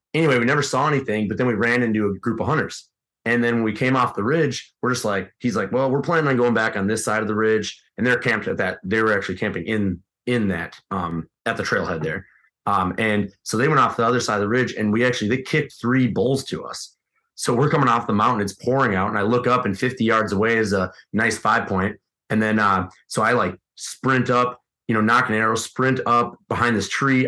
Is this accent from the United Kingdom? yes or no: no; Midwest, United States; being a Midwesterner